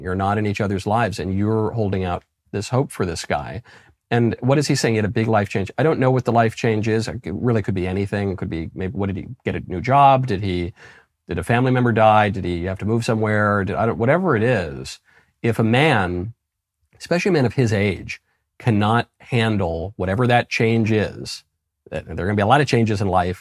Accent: New York, United States; moved away as an adult; also born or lived in New Haven, Connecticut / Los Angeles, California; I'm from New York. I went to Yale and I lived in Los Angeles and worked in show business

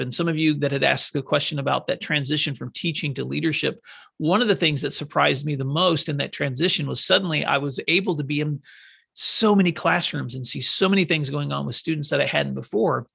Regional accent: Northwest Tennessee, United States; moved away; When I grew up in Northwest Tennessee, we lived on a farm

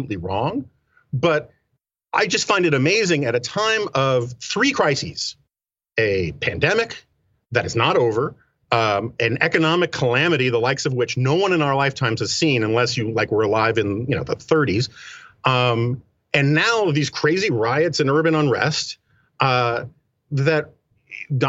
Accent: New York City, New York, United States; I grew up in New York City

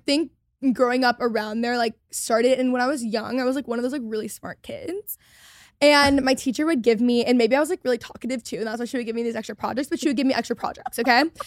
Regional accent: Texas, United States; I had a very different experience growing up in Texas.

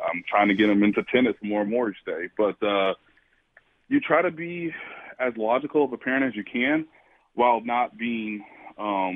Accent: Kansas City, Missouri, United States; born or raised there

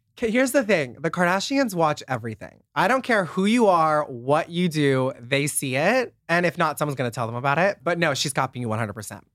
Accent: Nebraska, United States; moved away as an adult; now in Los Angeles, United States; I'm from Nebraska, a super small town

